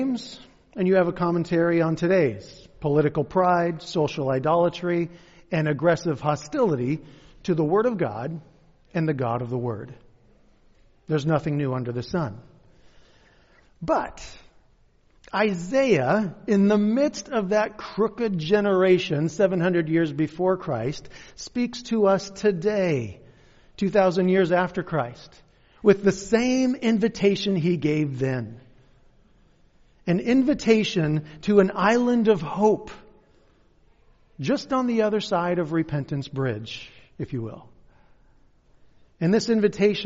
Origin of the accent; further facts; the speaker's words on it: Kent, Washington, United States; moved away; also born or lived in Covington / Black Diamond; I'm actually from Kent. This is hometown for me.